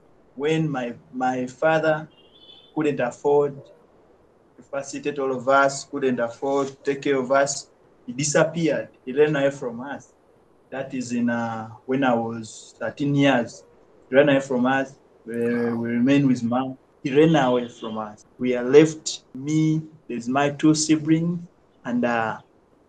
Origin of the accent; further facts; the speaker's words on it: Kampala, Central Region, Uganda; Growing up in Luzira